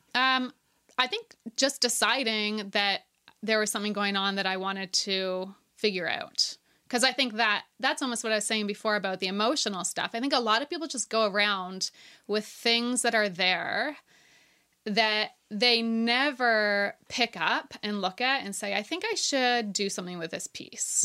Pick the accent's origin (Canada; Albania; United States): Canada; Ontario; moved away as an adult; now in Nova Scotia, Canada; I grew up in Ontario